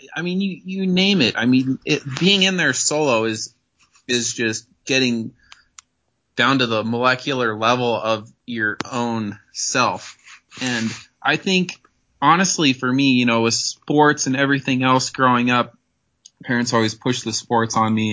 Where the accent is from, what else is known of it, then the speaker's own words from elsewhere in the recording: Northwest Colorado, United States; I grew up in Northwest Colorado. It's way small.